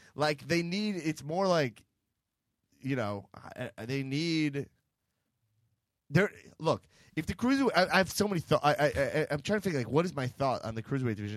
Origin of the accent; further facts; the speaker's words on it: New York, United States; I'm from New York